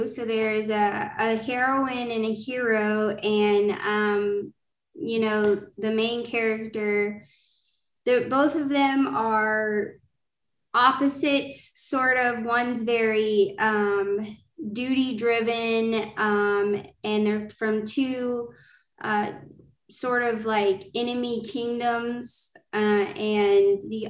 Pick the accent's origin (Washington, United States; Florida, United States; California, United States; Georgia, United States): Georgia, United States; I'm a fantasy indie author. I'm from Georgia, and I'm excited to talk about my first fantasy series